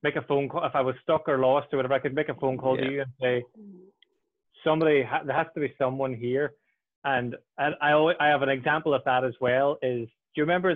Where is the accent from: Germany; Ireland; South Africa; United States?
Ireland; I'm some Irish guy in the middle of Brighton